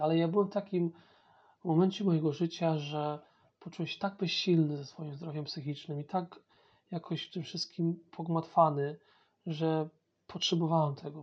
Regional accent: Poland; first language Polish; moved away as an adult; now in England, United Kingdom; jestem Polakiem, to jest mój pierwszy język

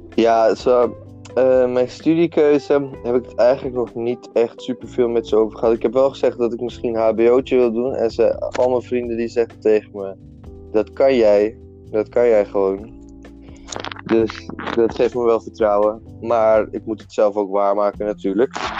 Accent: Almere, Flevoland, Netherlands; ik kom uit Almere. Ik ben een Almeerse jongen. En eh, ik ben 20 jaar. Ik ben bijna 21. En ik woon eigenlijk al mijn hele leven, zolang als ik herinnerde, eh, in Almere

